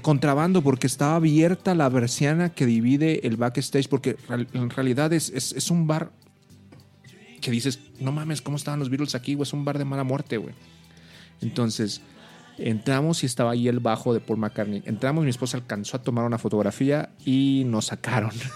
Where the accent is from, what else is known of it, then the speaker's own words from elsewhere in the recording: Monterrey, Nuevo León, Mexico; now in Mexico City, Mexico; yo soy regio y estuve aquí